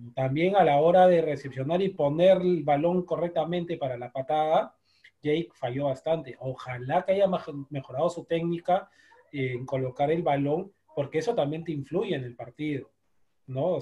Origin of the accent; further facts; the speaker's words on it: Peru; nosotros como sudamericanos, peruanos